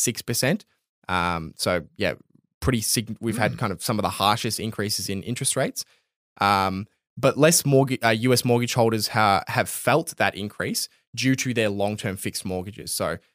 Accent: Australia; like I'm not even like considering myself like Australian when I read it, which is kind

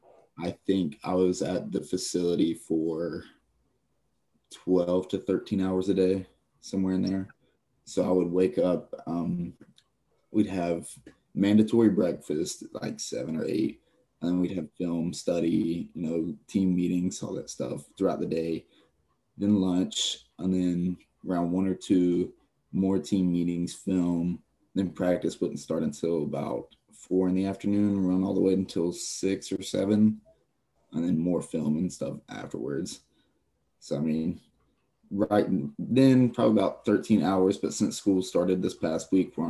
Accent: Gaffney, South Carolina, United States; I'm from Gaffney, South Carolina, so right up the road.

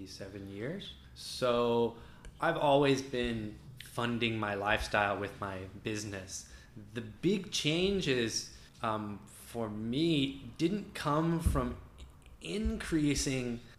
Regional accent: D.C., suburbs of Virginia, United States; moved away as an adult; also born or lived in Tokyo, Japan; now in Thailand; Outside of Washington, D.C., in the suburbs of Virginia

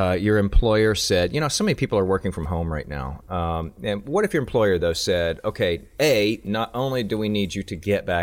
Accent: Houston, Texas, United States; give some love to my hometown today

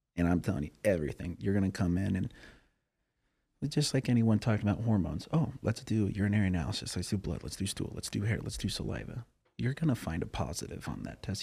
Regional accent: Cheyenne, Wyoming, United States; I'm from Cheyenne, Wyoming, so that's an hour north of Denver

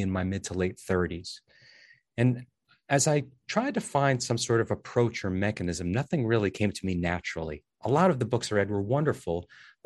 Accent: New Jersey, United States; I'm from New Jersey

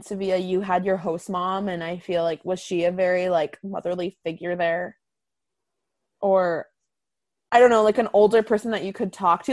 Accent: Boston, Massachusetts, United States; I'm from Boston

